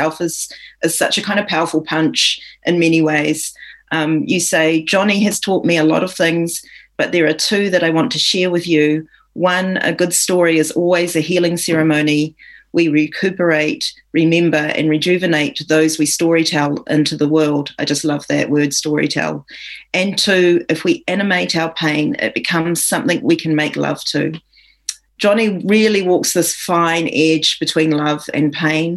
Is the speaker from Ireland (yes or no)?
no; New Zealand; I'm reading as a New Zealander